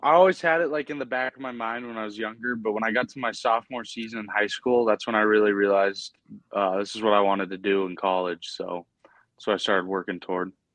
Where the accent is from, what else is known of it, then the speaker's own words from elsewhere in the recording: Helena, Montana, United States; also born or lived in Billings, Montana; I was born in Billings, but I moved to Helena pretty young age, and I've been here ever since.